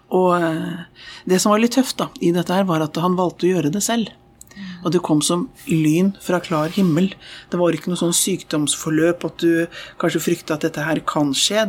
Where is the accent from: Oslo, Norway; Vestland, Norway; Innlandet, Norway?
Oslo, Norway; jeg vokste opp i Østre frikirke i Oslo